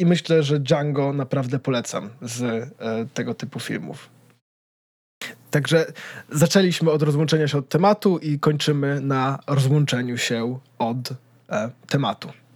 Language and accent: Polish; Poland; czy ja na pewno jestem Polakiem